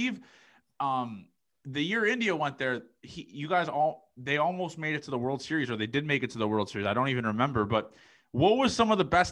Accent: Canada; me being a Canadian guy here

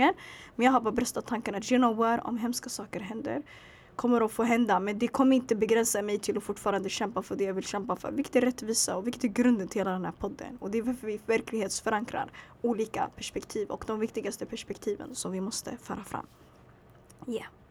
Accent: Sweden; jag föddes här, jag växte upp här

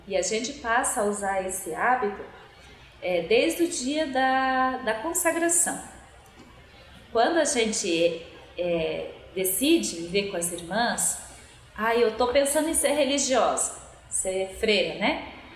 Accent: Godoy Moreira, Paraná, Brazil; now in Curitiba, Brazil; Moro aqui em Curitiba e sou nascida lá no norte do Paraná, em Godói Moreira

